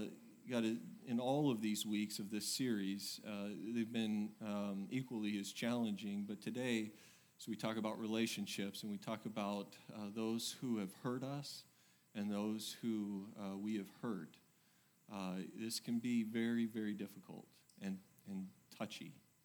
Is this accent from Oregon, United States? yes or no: yes; Oregon, United States; now in Texas, United States; I came from Oregon, and, you know, you would think I'd handle it, but I don't.